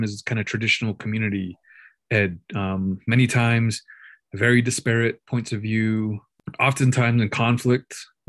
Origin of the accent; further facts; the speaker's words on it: Window Rock, Arizona, United States; I'm originally from Window Rock, Arizona, a member of the Diné Nation, Southern Diné. Grew up in Window Rock, Arizona, the Navajo Nation, located in the Four Corners area of the U.S. I'm currently 40. Damn, bro. I'm 43 years old.